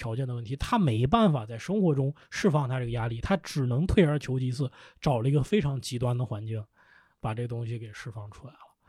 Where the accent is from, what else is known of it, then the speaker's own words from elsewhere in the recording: Lanzhou, Gansu, China; now in Beijing, China; 我是兰州人，